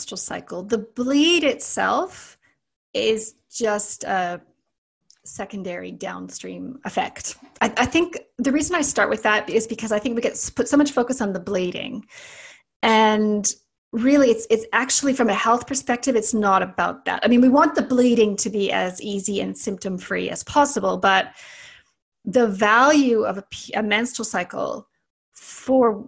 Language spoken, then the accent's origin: English; Canada; accent: Canadian; also born or lived in Sydney, Australia; now in New Zealand; I'm Canadian, as you can probably hear from my accent, but I live in New Zealand, and I spent nearly 20 years practicing in Sydney, Australia